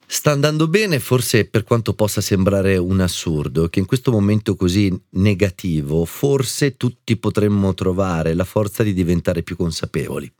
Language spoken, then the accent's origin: Italian; Arezzo, Tuscany, Italy; moved away as an adult; also born or lived in Milan; Io sono partito da Arezzo, senza un soldo